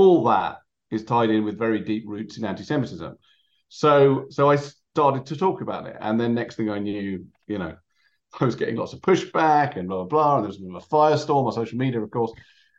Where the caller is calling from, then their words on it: London, United Kingdom; I'm speaking from London.